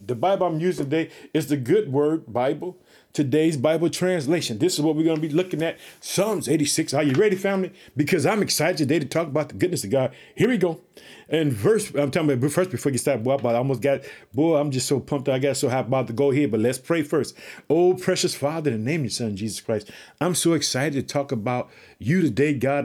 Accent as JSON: {"language": "English", "town": "Chicago", "region": "Illinois", "country": "United States", "said": "the state of Illinois, which is my home state, I reside in the city of Chicago"}